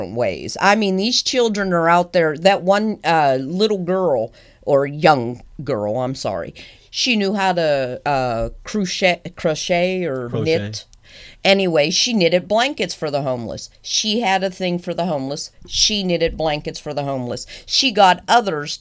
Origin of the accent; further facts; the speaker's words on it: United States; I'm an American